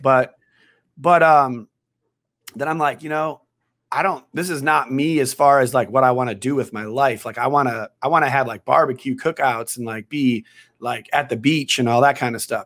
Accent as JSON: {"language": "English", "region": "Wisconsin", "country": "United States", "tie": "born or raised there", "also_born_or_lived": "New York", "moved": "as an adult", "lives_now": "San Diego, United States", "said": "I'm from Wisconsin originally. So I grew up in Wisconsin."}